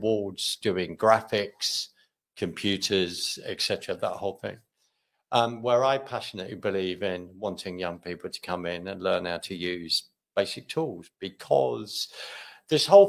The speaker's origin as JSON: {"language": "English", "region": "London", "country": "United Kingdom", "moved": "yes", "lives_now": "Scotland", "said": "I'm from London. Mm-hmm. Originally"}